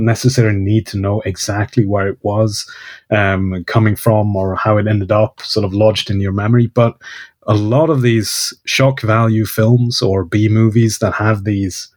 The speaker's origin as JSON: {"language": "English", "town": "Kiruna", "region": "Norrbotten County", "country": "Sweden", "tie": "born or raised there", "second_language": "English", "moved": "as an adult", "lives_now": "Stockholm, Sweden", "said": "my hometown, Kiruna"}